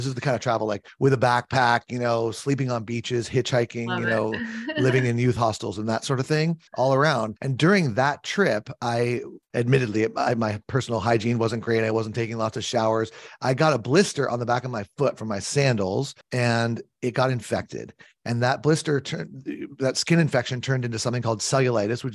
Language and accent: English; California, United States; I grew up in California.